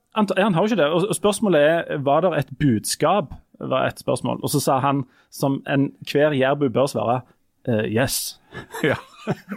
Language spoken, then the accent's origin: Norwegian; Jæren, Rogaland, Norway; Vi fra Jæren